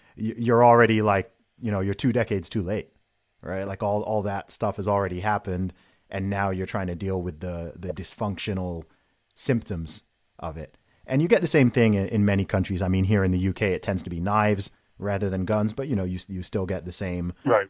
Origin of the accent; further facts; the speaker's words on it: United Kingdom; someone who is from and lives in the UK